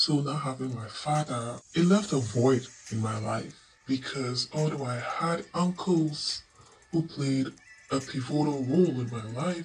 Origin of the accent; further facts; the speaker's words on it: Ghana; I was born in Ghana